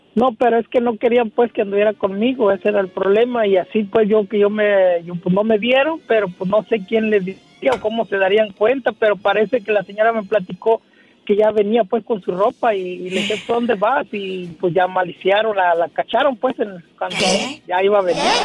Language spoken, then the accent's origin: Spanish; Ciudad Guzmán, Jalisco, Mexico; moved away as an adult; now in United States; Allí en Ciudad Guzmán, Jalisco, donde está mi pueblo